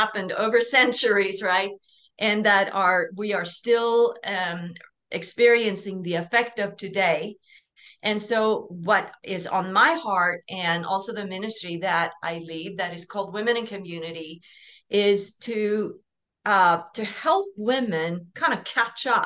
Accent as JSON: {"language": "English", "country": "Norway", "said": "I'm from Norway"}